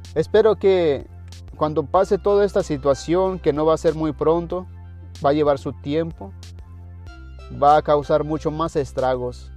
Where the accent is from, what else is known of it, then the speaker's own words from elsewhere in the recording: Mexico; moved away; Yo vengo de México